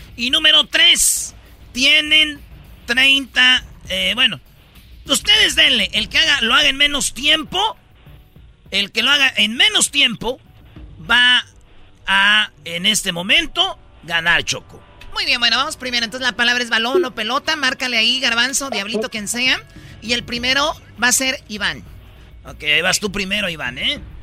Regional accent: Jiquilpan, Michoacán, Mexico; moved away; mi pueblo, Jiquilpan

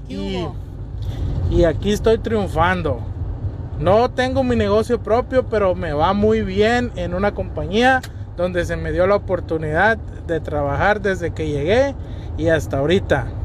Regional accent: Sinaloa, Mexico; now in United States; Yo soy de Sinaloa y yo sí vine a triunfar a Estados Unidos.

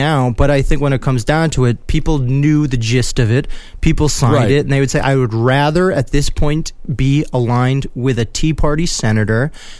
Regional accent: Wisconsin, United States; You and I, we're both from Wisconsin.

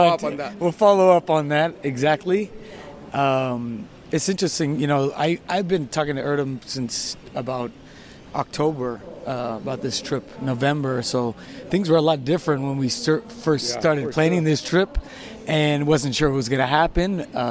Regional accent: San Diego, California, United States; I'm from San Diego, California.

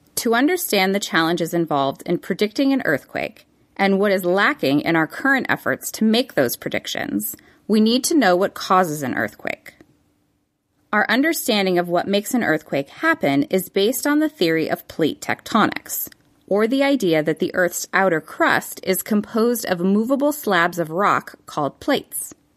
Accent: Los Angeles, California, United States; My hometown of Los Angeles

